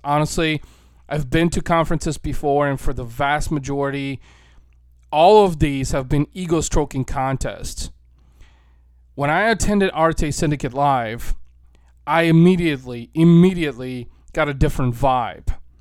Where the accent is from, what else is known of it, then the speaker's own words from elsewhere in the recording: St. Louis, Missouri, United States; right here in my hometown, Saint Louis, Missouri